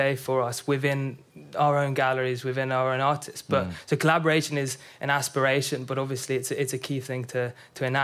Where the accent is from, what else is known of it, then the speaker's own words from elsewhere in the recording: London, United Kingdom; I'm from North London